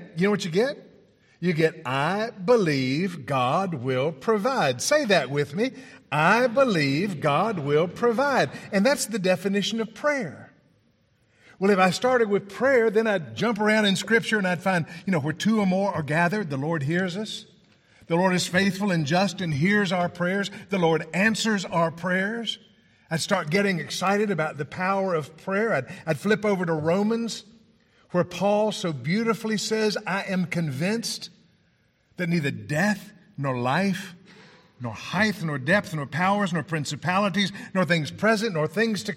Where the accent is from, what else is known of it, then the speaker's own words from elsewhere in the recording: Tennessee, United States; I'm from Tennessee.